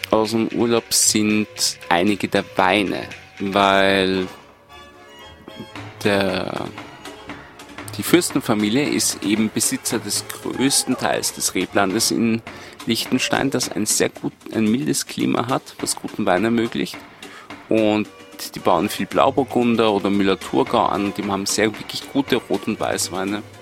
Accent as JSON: {"language": "German", "region": "Vienna", "country": "Austria", "said": "Habe ich gesagt, nein, ich bin aus Wien."}